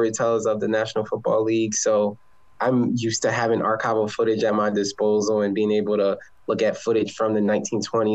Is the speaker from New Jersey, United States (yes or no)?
yes; New Jersey, United States; I grew up in South Jersey, about 25 minutes away from Philadelphia